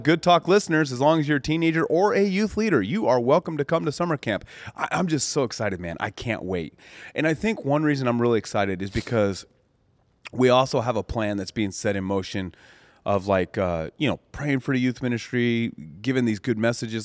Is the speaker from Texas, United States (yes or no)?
no; Colorado, United States; when I grew up in Colorado out on the farm, the mountains, the ranch